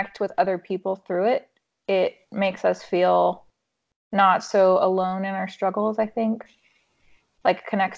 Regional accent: Mongolia; now in United States; I grew up in Mongolia. My parents were missionaries, and long story short, I ended up coming back to the U.S., ended up in Nashville

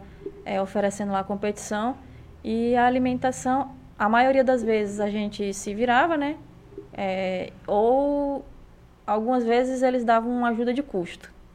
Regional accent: Acre, Brazil; estar aqui na terrinha, né? Que eu sou natural do Acre

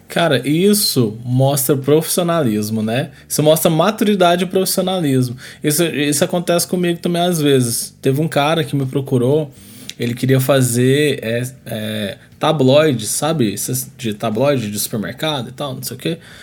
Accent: Brazil; a nossa cultura, né, como brasileiro

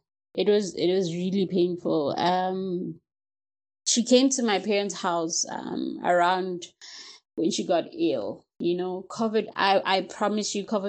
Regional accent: Ga-Rankuwa, Gauteng, South Africa; I'm from Pretoria and from Garankuwa, actually, to be more specific

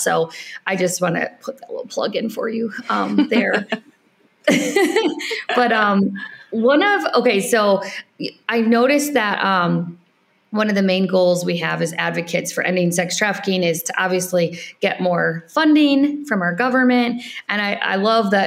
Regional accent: United States; moved away as an adult; also born or lived in Ireland; I'm an American

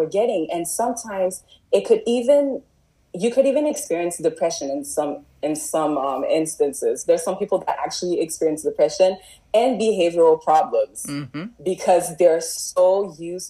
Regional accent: Montreal, Quebec, Canada; moved away as an adult; also born or lived in Toronto; now in Gatineau, Canada; as I started growing up in Montreal, as you know, like I was born in Montreal

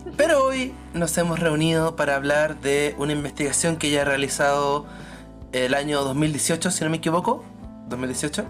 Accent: Chile; soy de Chile y soy sociólogo

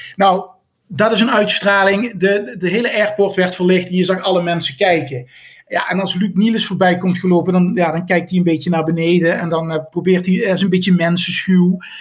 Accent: near Venlo, Limburg, Netherlands; Ik kom uit de buurt van Venlo

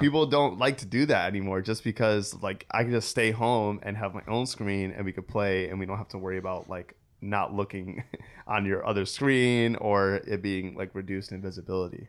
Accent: Waterbury, Connecticut, United States; I grew up in Waterbury, Connecticut

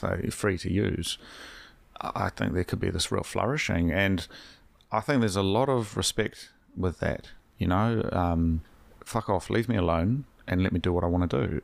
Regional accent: Hawke's Bay, New Zealand; now in Wellington, New Zealand; I'm from, I'm from Hawke's Bay, which is unlivable.

